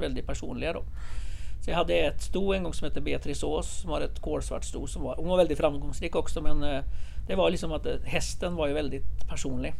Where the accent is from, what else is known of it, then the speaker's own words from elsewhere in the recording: Norway; now in Sweden; jag kommer från Norge